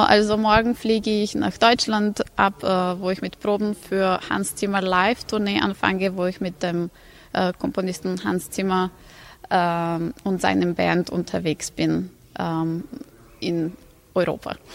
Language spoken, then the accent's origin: German; Novi Sad, Vojvodina, Serbia; in der europäischen Kulturhauptstadt in Novi Sad, die auch meine Heimatstadt ist